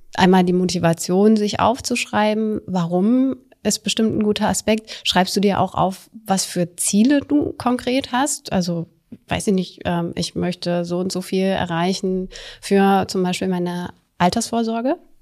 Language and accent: German; Germany; in der Nähe von meiner Heimatstadt